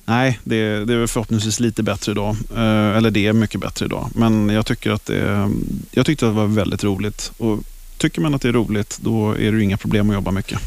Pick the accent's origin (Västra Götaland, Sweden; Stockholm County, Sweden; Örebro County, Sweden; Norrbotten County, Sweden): Stockholm County, Sweden; Stockholm; Jag kommer ifrån Stockholm. Jag är uppväxt i Hässelby, västerort